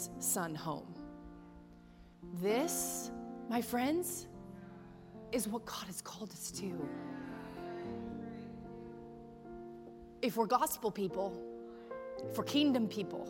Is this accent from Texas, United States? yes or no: yes; Texas, United States; I'm from Texas.